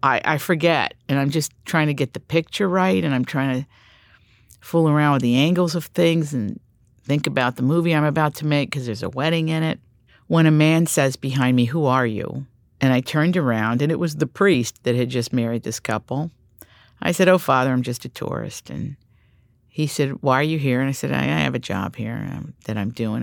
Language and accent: English; Appalachia, United States; I grew up in Appalachia